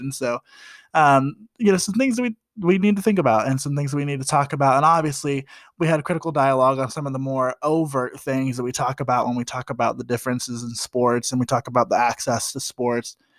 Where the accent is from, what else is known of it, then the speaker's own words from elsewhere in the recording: Columbus, Ohio, United States; I grew up in Columbus, Ohio